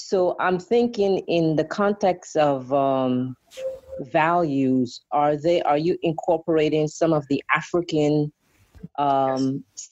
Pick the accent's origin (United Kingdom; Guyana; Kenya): Guyana; I am from Guyana, South America, and growing up as um, in Guyana